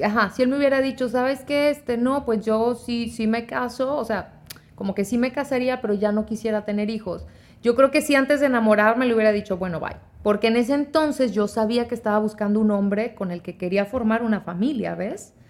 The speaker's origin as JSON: {"language": "Spanish", "town": "Monterrey", "region": "Nuevo León", "country": "Mexico", "tie": "born or raised there", "also_born_or_lived": "Guanajuato / Sacramento, California / Texas", "moved": "yes", "said": "crecí en Monterrey, pero nací en Guanajuato"}